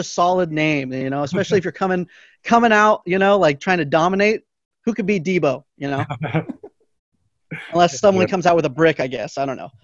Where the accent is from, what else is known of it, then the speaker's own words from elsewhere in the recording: Lancaster, California, United States; the minor league team in my hometown, the Lancaster Jethawks